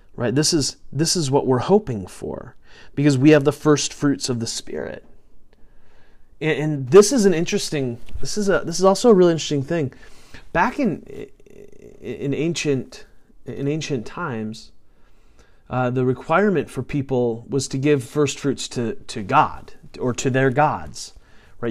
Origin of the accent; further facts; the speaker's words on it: United States; I'm going to speak as an American because that's that's where that's where I live